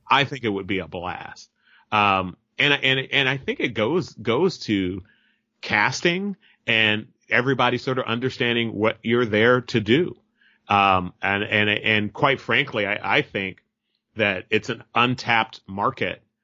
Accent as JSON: {"language": "English", "town": "Merced", "region": "California", "country": "United States", "tie": "born or raised there", "moved": "as an adult", "lives_now": "Berkeley, United States", "said": "I'm a Merced native, you know, I, I'm born and raised in, uh, Merced, California."}